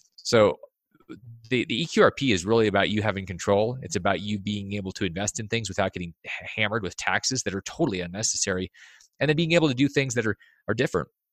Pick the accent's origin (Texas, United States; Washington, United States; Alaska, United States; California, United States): Alaska, United States; I grew up in Alaska